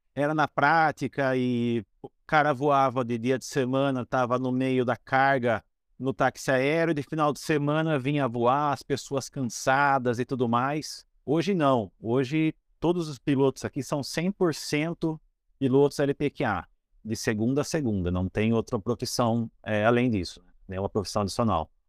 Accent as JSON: {"language": "Portuguese", "town": "Piracicaba", "region": "São Paulo", "country": "Brazil", "moved": "as an adult", "lives_now": "Boituva, Brazil", "said": "Eu sou de Piracicaba, interior de São Paulo. Me mudei para Boituva"}